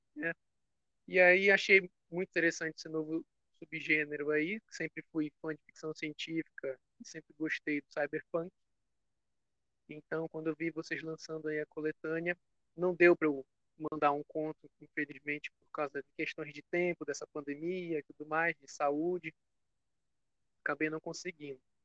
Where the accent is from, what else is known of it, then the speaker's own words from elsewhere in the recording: Belém, Pará, Brazil; Sou aqui de Belém do Pará